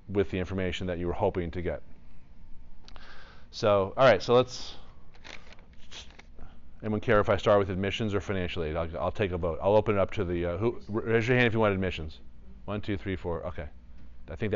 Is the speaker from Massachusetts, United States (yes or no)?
yes; Newton, Massachusetts, United States; moved away; I grew up in Newton, Massachusetts, 2 miles away from Boston College.